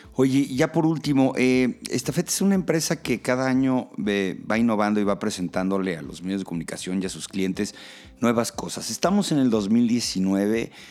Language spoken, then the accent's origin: Spanish; Mexico; como mexicanos